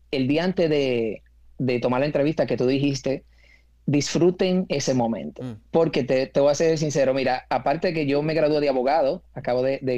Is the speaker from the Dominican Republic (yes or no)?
yes; Dominican Republic; moved away; porque cuando vine de República Dominicana tenía mi carrera terminada ya